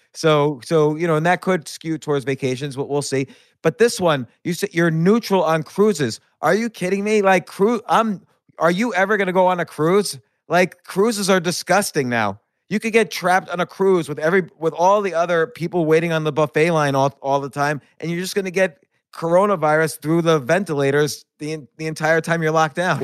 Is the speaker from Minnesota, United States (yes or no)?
no; New York City, New York, United States; I'm a New Yorker